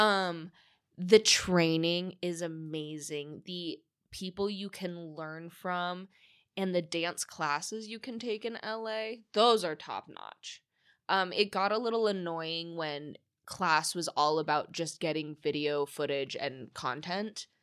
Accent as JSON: {"language": "English", "town": "San Diego", "region": "California", "country": "United States", "tie": "born or raised there", "also_born_or_lived": "Los Angeles", "moved": "as an adult", "lives_now": "Las Vegas, United States", "said": "I grew up predominantly in San Diego"}